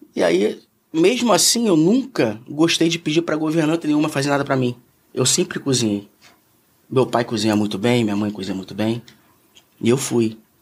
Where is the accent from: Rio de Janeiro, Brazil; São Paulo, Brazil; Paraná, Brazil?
Rio de Janeiro, Brazil; Eu nasci em Ipanema, eu fui criado em Ipanema.